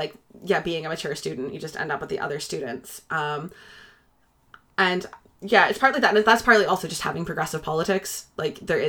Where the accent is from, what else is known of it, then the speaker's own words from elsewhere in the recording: Canada; now in Scotland, United Kingdom; I'm an immigrant from Canada.